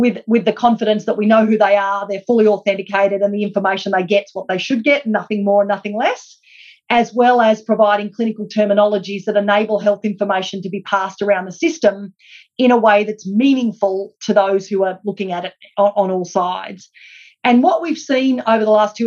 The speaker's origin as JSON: {"language": "English", "country": "Australia", "said": "us as Australian healthcare consumers"}